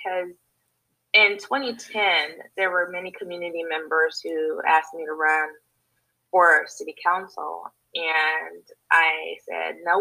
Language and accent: English; Los Angeles, California, United States; moved away; I'm originally from Los Angeles, California, you know, the place where all the movies are made